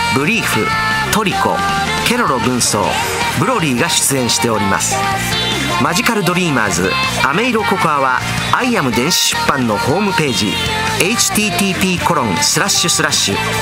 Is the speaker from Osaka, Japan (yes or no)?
yes; Osaka, Japan; accent: Osaka-ben; 僕の大阪弁